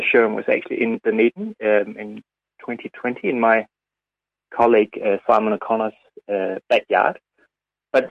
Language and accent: English; Denmark; moved away as an adult; now in New Zealand; I grew up in Denmark, and I came to New Zealand in 2001, I think it was, when I was in my mid-20s